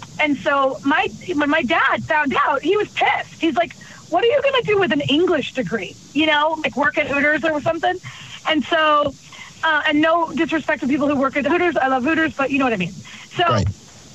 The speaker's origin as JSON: {"language": "English", "town": "Clearwater", "region": "Florida", "country": "United States", "also_born_or_lived": "South Africa", "said": "I went home to Tampa, Florida. I'm from Clearwater."}